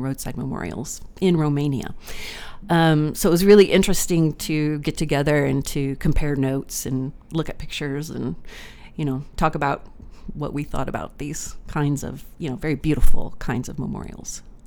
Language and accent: English; Texas, United States; moved away as an adult; also born or lived in Newfoundland; growing up in Texas